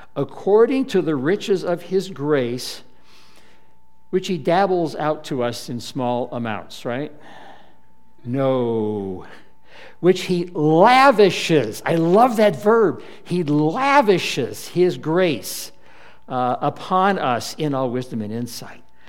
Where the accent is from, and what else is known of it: United States